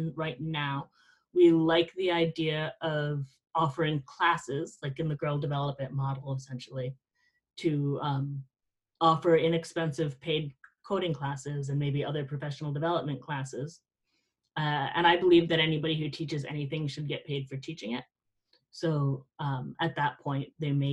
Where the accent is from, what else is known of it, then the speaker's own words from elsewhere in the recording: South Florida, United States; I grew up in South Florida.